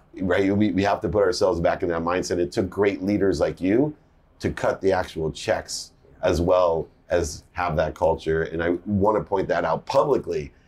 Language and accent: English; San Diego, California, United States; I grew up in San Diego